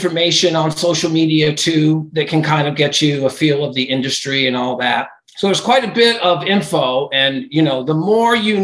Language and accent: English; Cape Cod, Massachusetts, United States; also born or lived in Florida; I grew up in Cape Cod, Mass.